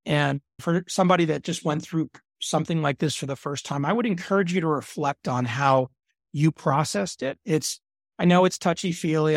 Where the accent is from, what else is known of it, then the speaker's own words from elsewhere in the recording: Dallas, Texas, United States; I grew up in Dallas, Texas